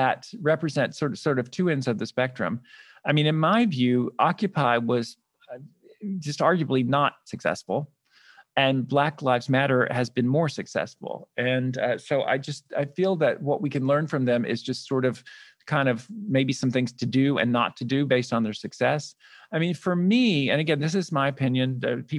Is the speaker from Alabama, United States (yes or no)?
yes; Birmingham, Alabama, United States; now in New York, United States; I grew up in Birmingham, Alabama. So I'm a Southern boy.